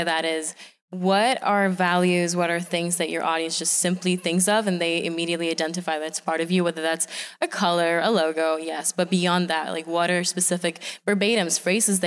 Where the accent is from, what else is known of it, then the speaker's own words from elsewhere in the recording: Venezuela; now in United States; I'm originally from Venezuela, and I am an immigrant entrepreneur. I started my business once I moved to the U.S.